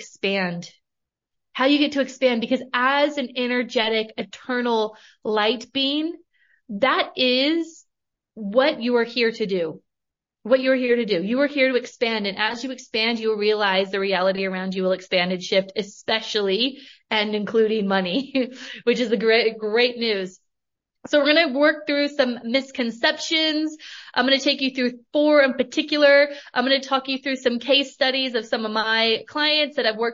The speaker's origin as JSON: {"language": "English", "region": "Northern California", "country": "United States", "tie": "born or raised there", "moved": "yes", "lives_now": "Australia", "said": "I grew up in Northern California. I currently live in Australia, but I grew up in Northern California, small town girl"}